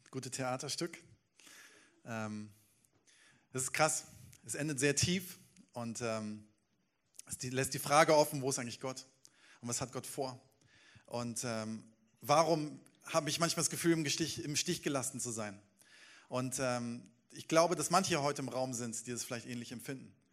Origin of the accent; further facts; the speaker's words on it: Bochum, North Rhine-Westphalia, Germany; Ähm, ich komme aus Bochum und ich liebe das Ruhrgebiet. Ich liebe im Ruhrgebiet zu leben.